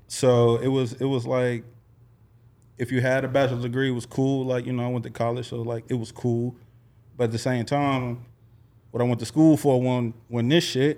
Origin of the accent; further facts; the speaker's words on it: Little Rock, Arkansas, United States; moved away; I hail from Little Rock, Arkansas, man. five oh one to the death of me